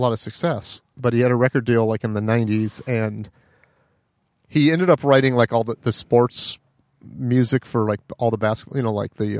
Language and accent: English; Arizona, United States; I'm from Arizona.